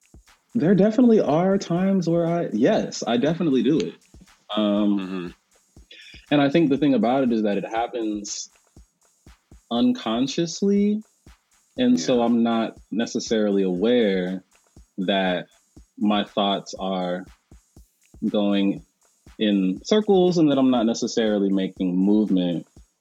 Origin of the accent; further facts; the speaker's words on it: Delaware, United States; also born or lived in Charlotte, North Carolina / Tennessee; So I was born actually in North Carolina, which a lot of people don't know, in Charlotte. And we moved around a lot. So it was North Carolina to Delaware, to Tennessee, to Delaware, back to North Carolina, back to Delaware.